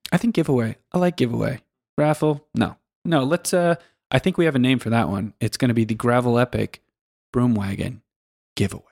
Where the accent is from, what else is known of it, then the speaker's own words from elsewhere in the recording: Pacific Northwest, United States; moved away as an adult; also born or lived in Kansas / Denver; now in Switzerland; I grew up in, originally in the Pacific Northwest in, uh, the United States